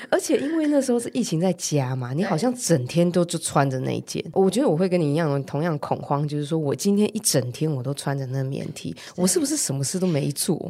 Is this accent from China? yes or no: no; Taiwan; 我们台湾人还是会有一点点保守